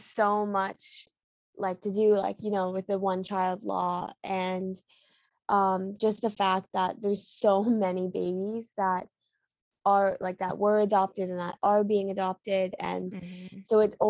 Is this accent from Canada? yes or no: yes; Ontario, Canada; also born or lived in Bengbu, Anhui, China; I was adopted when I was 11 months old, and my parents, like, we've always lived in Ontario